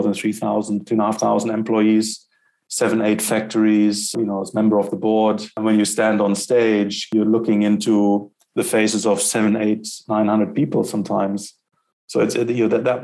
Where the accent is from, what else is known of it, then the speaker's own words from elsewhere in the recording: Germany; moved away as an adult; also born or lived in Netherlands / London, United Kingdom; now in South Africa; I'm a European. I grew up in Germany